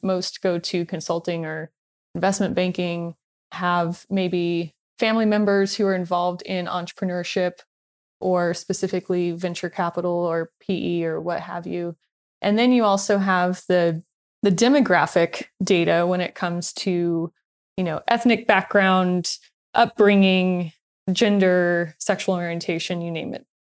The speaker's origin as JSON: {"language": "English", "town": "Long Beach", "region": "California", "country": "United States", "tie": "born or raised there", "said": "when I was growing up in Long Beach"}